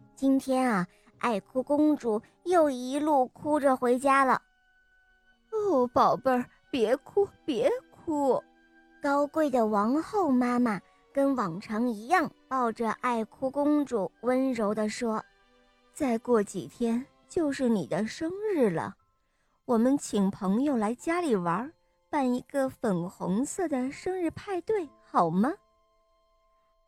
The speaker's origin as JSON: {"language": "Chinese", "region": "Shanghai", "country": "China", "said": "今年我六岁了，我来自上海"}